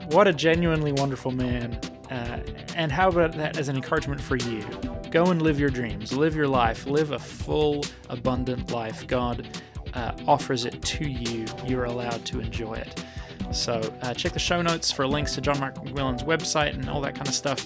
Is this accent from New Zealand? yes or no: yes; New Zealand; I was born and raised in New Zealand